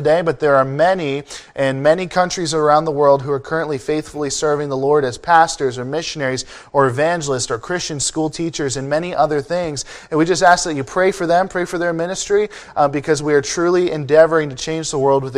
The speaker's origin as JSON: {"language": "English", "region": "Ontario", "country": "Canada", "moved": "as an adult", "lives_now": "California, United States", "said": "I am from Ontario, Canada, and I do get teased for it quite a bit. I didn't even know it was a big deal until I moved to the States for college"}